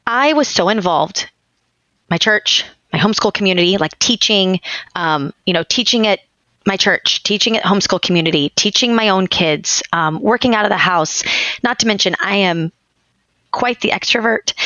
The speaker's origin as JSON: {"language": "English", "region": "Texas", "country": "United States", "moved": "yes", "lives_now": "Tampa, United States", "said": "I'm from Texas"}